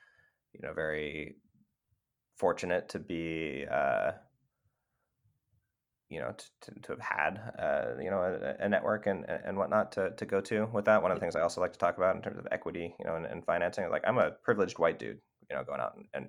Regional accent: California, United States; You know, we're from Northern California.

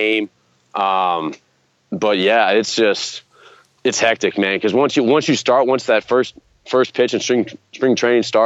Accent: Cincinnati, Ohio, United States; from Cincinnati, Ohio

